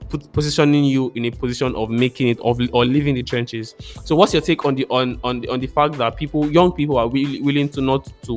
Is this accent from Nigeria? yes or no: yes; Lagos, Abeokuta, Ibadan, South West Nigeria, Nigeria; growing up in Lagos, Abeokuta, Ibadan, the West, basically, Yoruba was the thing